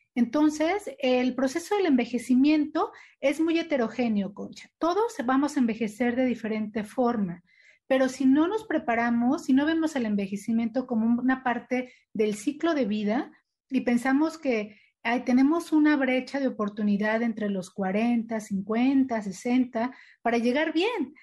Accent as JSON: {"language": "Spanish", "country": "Mexico", "said": "como mexicanos nos hemos adaptado"}